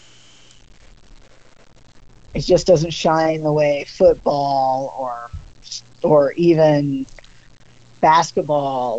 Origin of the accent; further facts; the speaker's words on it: Kansas, United States; I'm from Kansas.